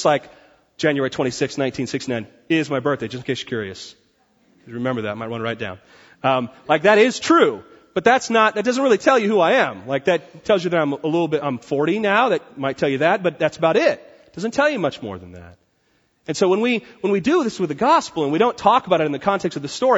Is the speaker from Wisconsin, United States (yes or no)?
no; Port Orchard, Washington, United States; Port Orchard in Washington is like hairy lumbermen that just come out of the woods. And that's where I grew up